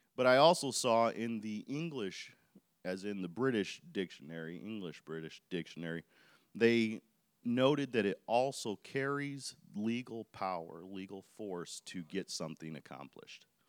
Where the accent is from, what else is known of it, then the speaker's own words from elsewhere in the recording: Chicago Heights, Illinois, United States; I was living, grew up in South Side of Chicago, in Chicago Heights